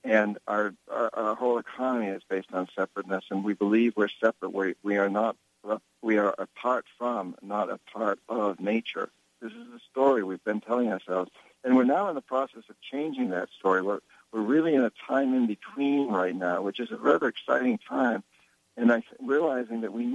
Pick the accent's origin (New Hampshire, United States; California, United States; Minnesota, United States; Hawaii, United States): New Hampshire, United States; moved away; I grew up in New Hampshire, Yankee Calvinists, 300 years of Yankee Calvinists